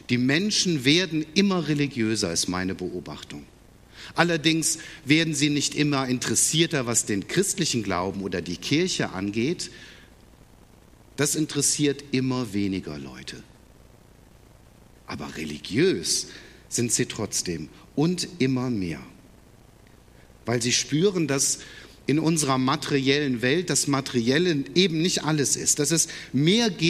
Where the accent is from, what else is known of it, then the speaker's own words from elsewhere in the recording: Gummersbach, North Rhine-Westphalia, Germany; born there; Wobei jetzt in Engelskirchen, ganz in der Nähe von Gummersbach, wo ich geboren bin, da gibt es seit neuestem das erste Engelmuseum in Deutschland.